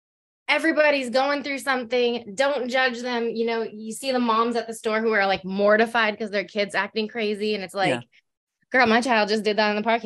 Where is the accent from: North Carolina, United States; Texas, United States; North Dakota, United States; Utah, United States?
North Dakota, United States; now in Seattle, United States; I am from North Dakota. I live in Seattle.